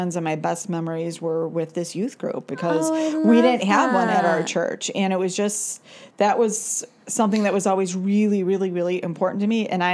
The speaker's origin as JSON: {"language": "English", "town": "Chicago", "region": "Illinois", "country": "United States", "tie": "born or raised there", "said": "I grew up in Chicago, actually in the city."}